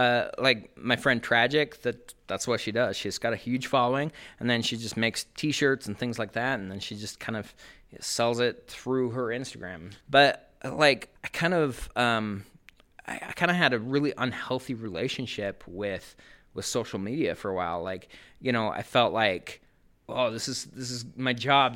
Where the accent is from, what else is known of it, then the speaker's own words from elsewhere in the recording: Sandy, Utah, United States; also born or lived in Cedar City, Utah; now in Ogden, United States; I grew up in Sandy, Utah, and then I went to school in Southern Utah